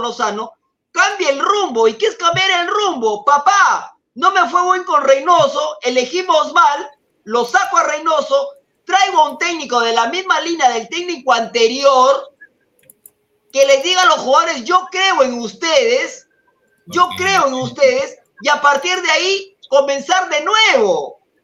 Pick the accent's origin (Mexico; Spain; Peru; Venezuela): Peru; soy de Perú